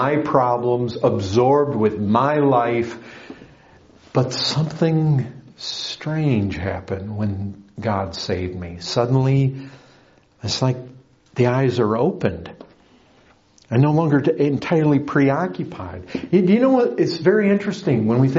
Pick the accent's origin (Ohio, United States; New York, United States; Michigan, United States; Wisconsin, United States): Michigan, United States; Paw Paw; moved away; also born or lived in Kalamazoo, Michigan; My hometown was about 20 miles away